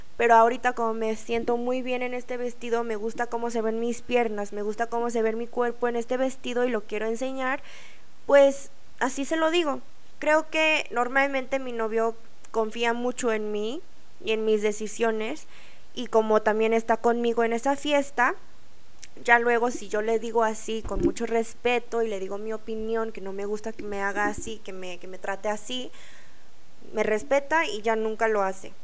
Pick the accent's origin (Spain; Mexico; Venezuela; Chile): Mexico; moved away as an adult; also born or lived in South Korea; cuando crecí en México, nuestra cultura asiática